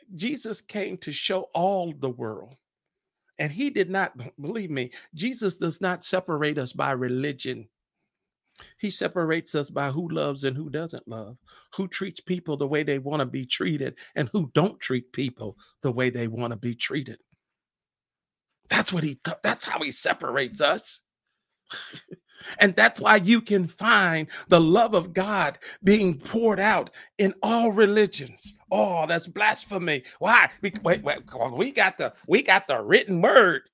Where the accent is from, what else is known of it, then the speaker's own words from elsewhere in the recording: Fort Wayne, Indiana, United States; born in Fort Wayne, Indiana, shout out to my hometown